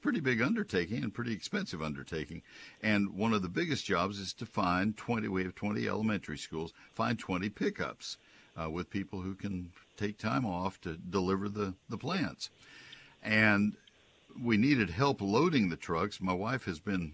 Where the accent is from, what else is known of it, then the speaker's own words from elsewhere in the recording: College Station, Texas, United States; I grew up with them in College Station